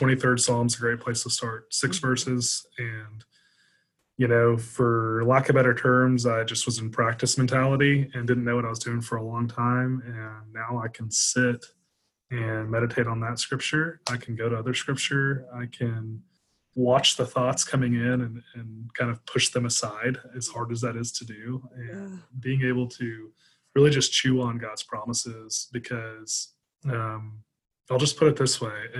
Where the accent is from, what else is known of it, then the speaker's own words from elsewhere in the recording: the South, United States; I grew up in the South and as an American